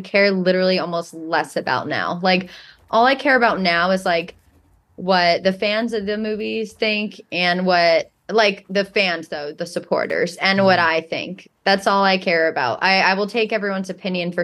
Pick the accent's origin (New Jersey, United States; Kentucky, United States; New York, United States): New York, United States; I'm a New Yorker